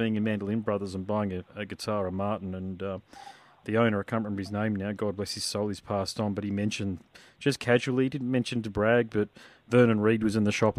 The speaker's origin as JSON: {"language": "English", "town": "Gold Coast", "region": "Queensland", "country": "Australia", "also_born_or_lived": "Sydney", "said": "I'm from the Gold Coast, but I was in Sydney and was in the band there"}